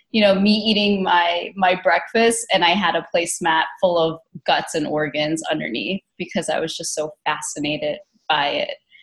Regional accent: New Jersey, United States; I grew up in New Jersey

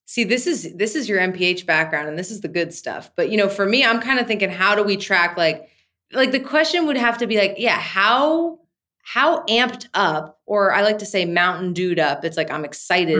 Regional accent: New Jersey, United States; I'm from New Jersey

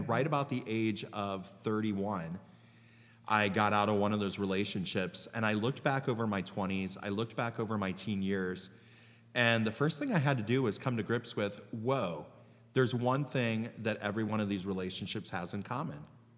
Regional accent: Canal Fulton, Ohio, United States; also born or lived in Cleveland, Ohio; now in Columbus, United States; It's by Maslin. Yeah. And my hometown was so small that one year they had mules that pulled the canal boat up and down the canal.

